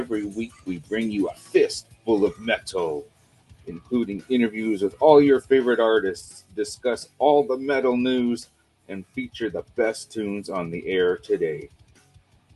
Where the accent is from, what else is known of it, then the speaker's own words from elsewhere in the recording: Canada; We're three Canadian metalheads